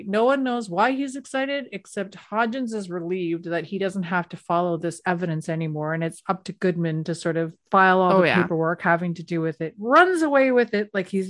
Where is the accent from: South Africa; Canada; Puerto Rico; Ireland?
Canada; I don't know the rules. I'm Canadian.